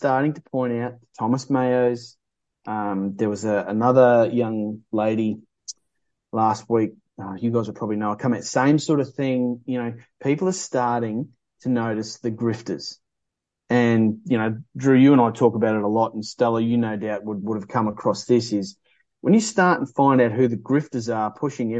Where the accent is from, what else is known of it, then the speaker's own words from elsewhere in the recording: North Queensland, Australia; I'm originally from North Queensland